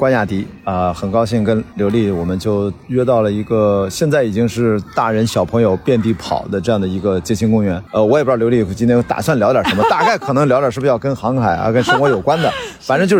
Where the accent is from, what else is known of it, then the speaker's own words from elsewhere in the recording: Qingdao, Shandong, China; 我在青岛长大